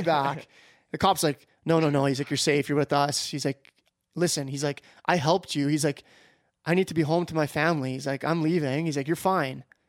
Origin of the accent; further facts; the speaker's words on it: Canada; I, am a Canadian citizen